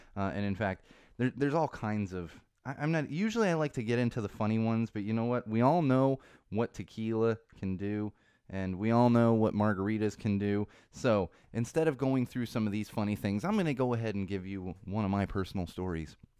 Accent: Southern California, United States; I grew up in Southern California.

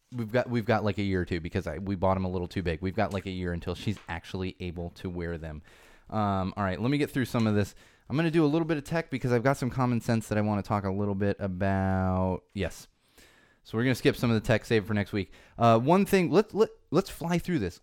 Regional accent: San Diego, California, United States; born or raised there; now in Los Angeles, United States

